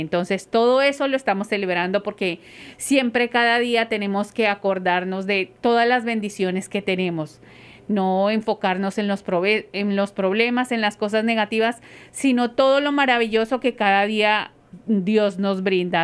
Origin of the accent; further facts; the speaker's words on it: Colombia; moved away; yo soy de Colombia, muy orgullosamente colombiana